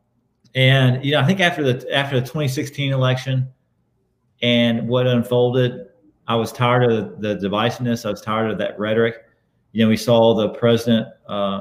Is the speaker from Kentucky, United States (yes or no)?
yes; far western Kentucky, United States; moved away as an adult; now in Charleston, United States; I grew up in far western Kentucky and then moved down here to Charleston to go to school 20 years ago